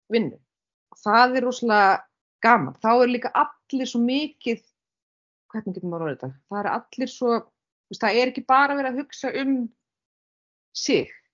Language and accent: Icelandic; Bíldudalur, Westfjords, Iceland; also born or lived in Reykjavík; now in Stöðvarfjörður, Iceland; ég er frá Bíldudal